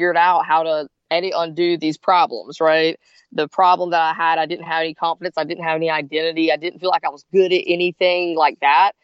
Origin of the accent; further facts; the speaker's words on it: South Carolina, United States; now in Gainesville, United States; I grew up in South Carolina